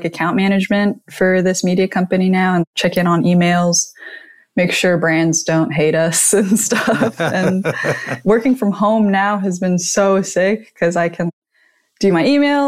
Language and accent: English; Southern California, United States; grew up in SoCal